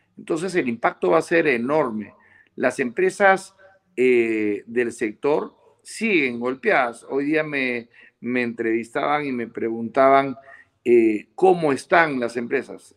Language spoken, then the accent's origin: Spanish; Peru; nosotros los peruanos